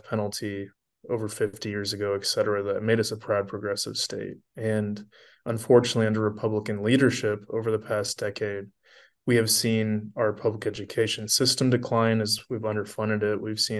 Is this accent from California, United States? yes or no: no; Cedar Rapids, Iowa, United States; also born or lived in Washington, D.C.; I was born and raised here in Cedar Rapids, I left to go to university at Georgetown in Washington, D.C. for 4 years. And literally within a couple of days of graduating, I came back to Iowa